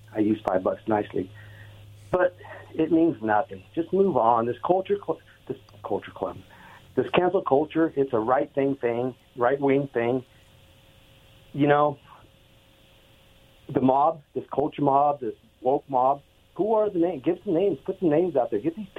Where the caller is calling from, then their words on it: Oregon, United States; in Oregon.